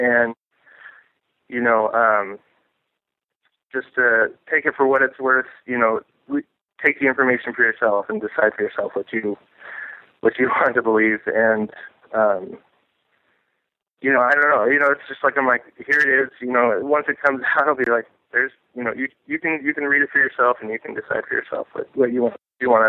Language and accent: English; Portland, Oregon, United States; I was born and raised in Portland